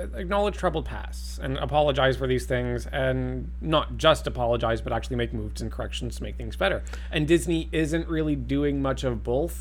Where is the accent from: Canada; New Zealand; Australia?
Canada; as a Canadian